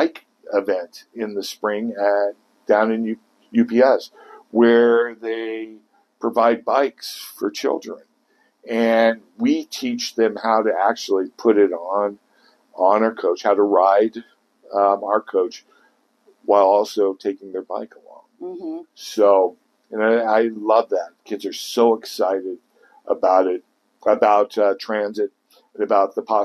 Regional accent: Kansas City, United States; now in Pierce County, Washington, United States; I grew up with transit in Kansas City. I rode buses everywhere

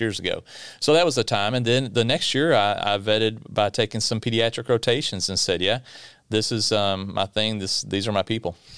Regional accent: Bowling Green, Kentucky, United States; I'm from South Central Kentucky in Bowling Green, home of the Corvette. right down the road from Mammoth Cave, longest cave system in the world. Um, so grew up inside of Bowling Green, but just outside in a little bit of rural Kentucky

